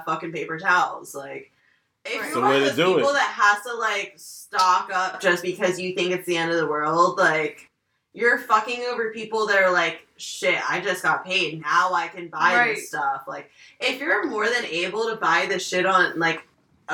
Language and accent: English; north of Palm Beach, Florida, United States; moved away; grew up in Florida